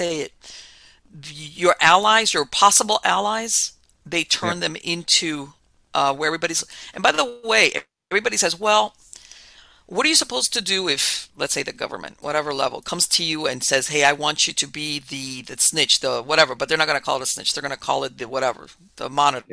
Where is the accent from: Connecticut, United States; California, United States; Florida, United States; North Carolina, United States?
Florida, United States; Miami; moved away as an adult; I was born and raised in Miami, but let's face it, it was a Cuban exile community